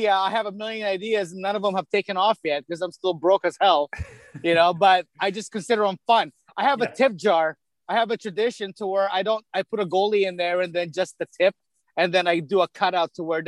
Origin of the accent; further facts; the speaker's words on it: Midwest, United States; accent: Midwest; And then my Midwest accent came back, you know, like, my childhood Midwest accent came back.